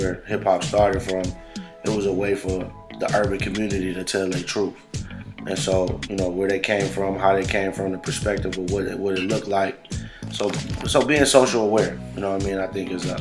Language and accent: English; Buffalo, New York, United States; I'm from the projects, and you know, I'm from the Buffalo Projects East Side